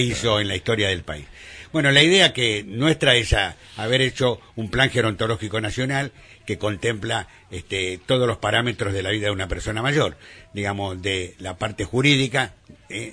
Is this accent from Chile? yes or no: no; Argentina; en nuestro país, en Argentina